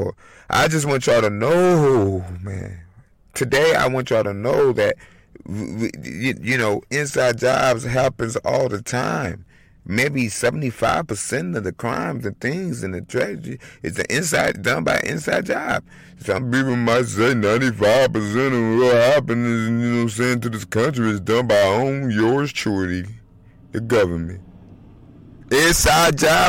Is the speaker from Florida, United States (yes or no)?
no; Elgin, Illinois, United States; also born or lived in Chicago, Illinois; I was born in Chi-Town, damn it, okay. Raised in Elgin, Illinois